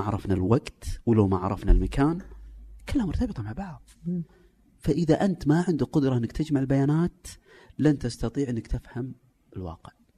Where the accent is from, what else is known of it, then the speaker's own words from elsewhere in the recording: Saudi Arabia; عندنا في السعوديه